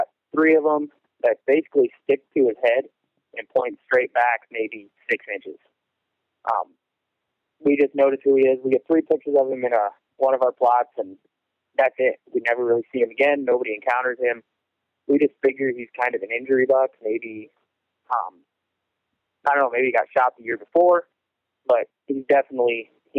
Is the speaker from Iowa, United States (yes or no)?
yes; Iowa, United States; now in Ottawa, United States; Well, I was born and raised in Western Iowa. I live in Ottawa, Iowa now, just about an hour south of Sioux City, hour north of Omaha.